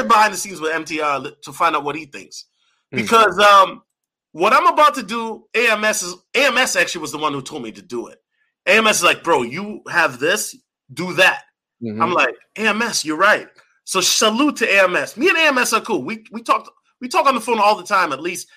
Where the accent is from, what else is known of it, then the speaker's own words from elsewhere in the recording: Minneapolis, Minnesota, United States; I'm from Minneapolis